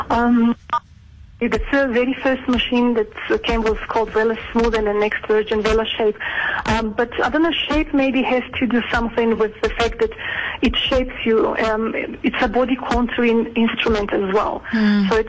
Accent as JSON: {"language": "English", "country": "Georgia", "second_language": "English", "lives_now": "South Africa", "said": "Yes, I'm originally from Georgia, but um, I have been living in South Africa for 20"}